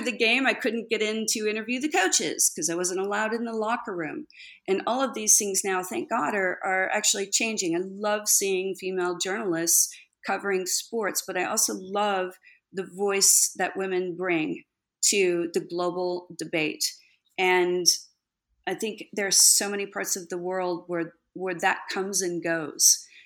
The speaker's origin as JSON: {"language": "English", "region": "Texas", "country": "United States", "tie": "born or raised there", "also_born_or_lived": "California"}